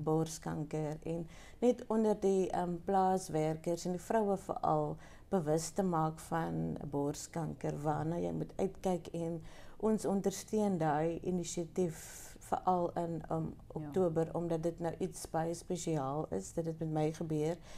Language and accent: Afrikaans; Pniel, Western Cape, South Africa; ik is um, ehm, geboren in Peniel. Wow. ik is een um een Penieler.